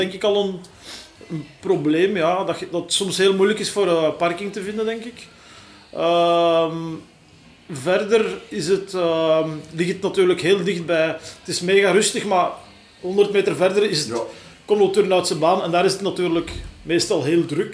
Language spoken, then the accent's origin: Dutch; Leuven, Flanders, Belgium; moved away as an adult; also born or lived in Borgerhout, Antwerp; now in Antwerp, Belgium; ik ben uit Leuven afkomstig en ehm, ik woon hier nu denk ik een, een 11, 12 jaar op het Laar in mhm. Borgerhout.